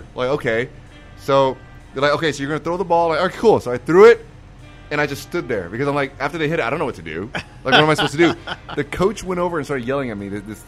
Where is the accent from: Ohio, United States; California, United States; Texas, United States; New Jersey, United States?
Texas, United States; moved away; also born or lived in Michigan; And I grew up in Texas. I was born there.